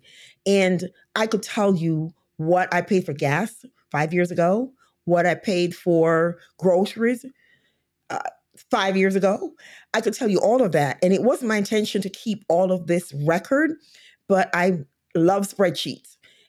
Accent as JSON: {"language": "English", "country": "Jamaica", "moved": "yes", "lives_now": "United States", "said": "I came to this country from Jamaica, went to college, and then I was hired and went to a state where I did not know anyone."}